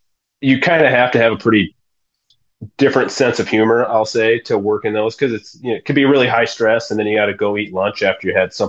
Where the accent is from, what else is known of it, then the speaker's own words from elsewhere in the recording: Yankton, South Dakota, United States; where I grew up in Yankton is the National Field Archery Association headquarters.